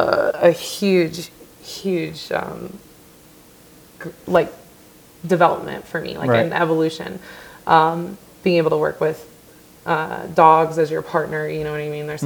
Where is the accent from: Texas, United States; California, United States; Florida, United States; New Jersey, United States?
California, United States; Southern; moved away; Yeah. So I grew up in Southern California.